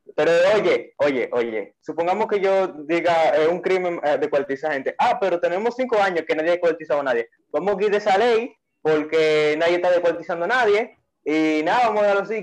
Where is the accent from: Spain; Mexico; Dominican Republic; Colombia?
Dominican Republic; ya conocemos como dominicanos